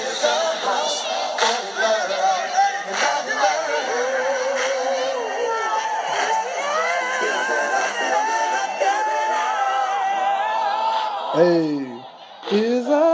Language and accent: English; Ripley, Tennessee, United States; I'm a Ripley guy. You know what I'm saying? I'm from Ripley